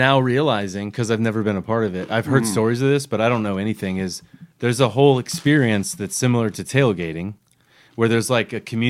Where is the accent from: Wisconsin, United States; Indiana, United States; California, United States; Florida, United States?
Florida, United States; Daytona Beach; moved away; originally from Florida.